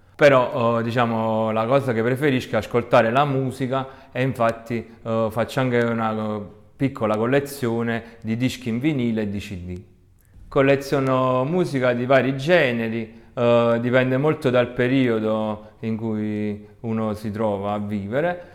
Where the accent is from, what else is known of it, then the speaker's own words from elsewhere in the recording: province of Salerno, Campania, Italy; also born or lived in Florence; vengo dalla provincia di Salerno, che è in Italia, vicino alla più famosa Napoli